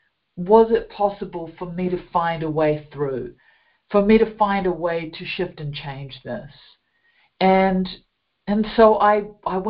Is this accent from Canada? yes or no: no; New Zealand; as you can hear from my accent, I grew up in a beautiful country of New Zealand